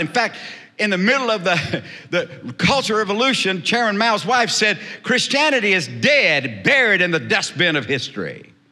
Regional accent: South Texas, United States; I was raised in South Texas

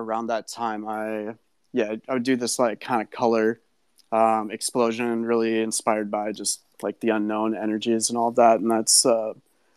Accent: Minnesota, United States; also born or lived in Oakland, California; I grew up in Minnesota in a community surrounded by lakes

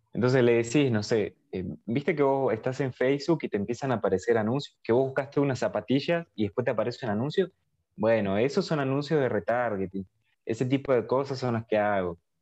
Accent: Argentina; Pero yo soy de Argentina

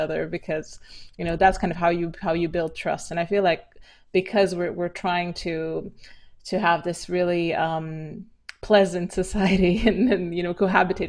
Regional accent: Romania; moved away; also born or lived in London; growing up in Romania

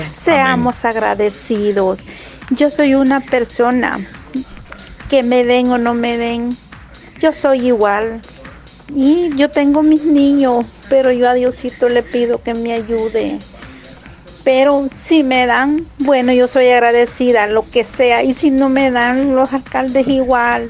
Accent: Concepción de Oriente, La Unión, El Salvador; now in Anamorós, El Salvador; hoy vivo en Anamoró, pero sí, yo soy de Coloroso

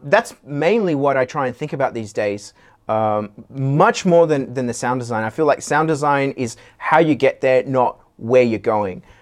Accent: Sydney, New South Wales, Australia; what we had growing up in Sydney, 'cause we're all from Sydney

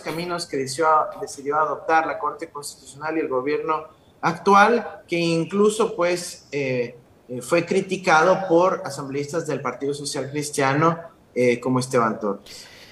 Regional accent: Ecuador

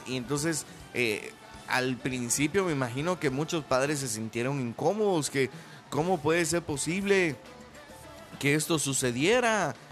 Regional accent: Venezuela; now in Mexico; soy de Venezuela, pero también ya soy más mexicano que pues que el Chile

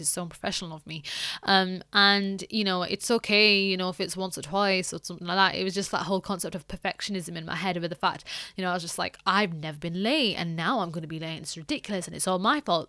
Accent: United Kingdom; a British person

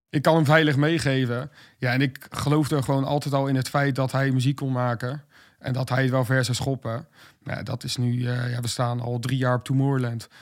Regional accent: Westland, South Holland, Netherlands; Ik kom uit Westland, woon het in onze dijk nu.

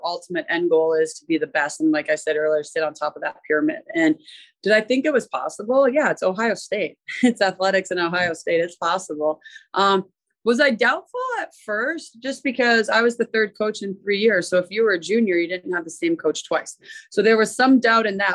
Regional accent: Mississauga, Ontario, Canada; moved away; also born or lived in Minnesota; I grew up in Mississauga, which is a city next to Toronto.

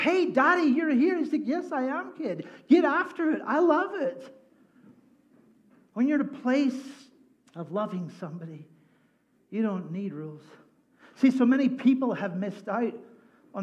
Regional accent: Northern Ireland, United Kingdom; now in United States; I grew up in Northern Ireland, which is the best place in the world

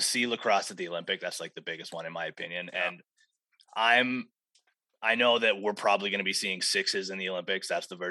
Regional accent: Canada; I wanted to play hockey when I was younger, as every Canadian kid does

